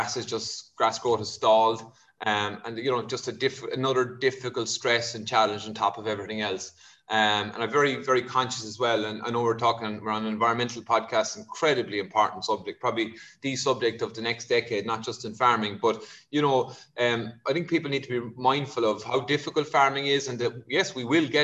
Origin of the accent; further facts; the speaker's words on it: Kerry, Munster, Ireland; now in Wicklow, Ireland; I'm from Kerry